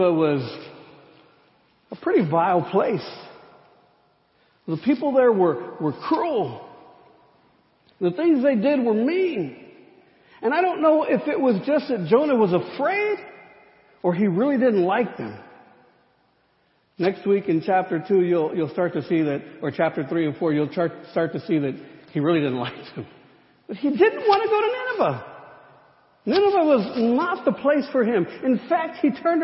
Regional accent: United States; Growing up in the Rio Grande Conference

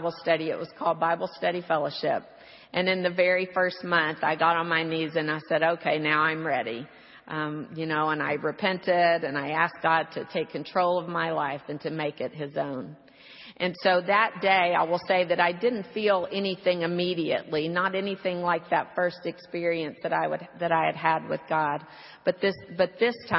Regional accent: Houston, Texas, United States; My hometown, as I said, was Houston

